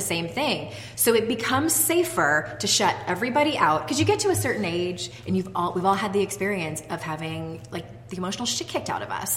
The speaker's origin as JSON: {"language": "English", "town": "San Diego", "region": "California", "country": "United States", "tie": "born or raised there", "moved": "as an adult", "lives_now": "Utah, United States", "said": "when we moved from my hometown of San Diego to the state of Utah"}